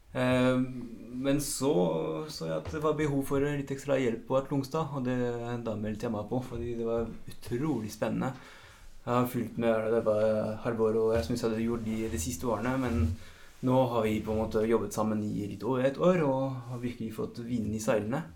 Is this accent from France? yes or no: yes; France; accent: French; Norwegian is a second language; moved away as an adult; now in Norway; jeg har faktisk jo bodd like lenge i Norge som i Frankrike. Aksenten blir ikke helt borte